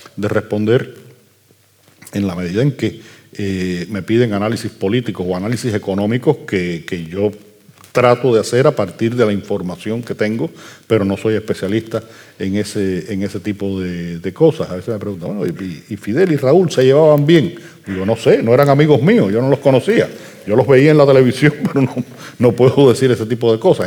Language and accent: Spanish; Havana, Cuba; Yo soy un habanero que escribe en habanero